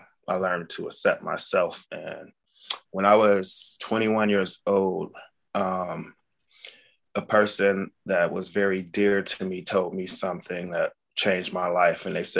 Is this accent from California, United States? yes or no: yes; Los Angeles, California, United States; also born or lived in Sacramento / Culver City; I was born in Culver City, Los Angeles, and I kind of grew up both in Los Angeles and Sacramento